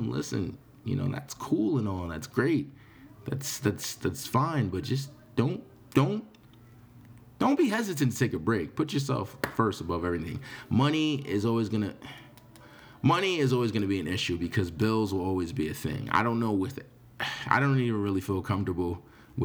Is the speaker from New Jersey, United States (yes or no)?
no; New York, United States; I'm from New York.